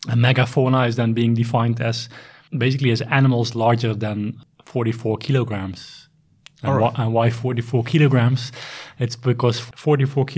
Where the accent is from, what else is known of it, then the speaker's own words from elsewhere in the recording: Netherlands; moved away as an adult; also born or lived in South Africa; now in Sweden; I am originally from the Netherlands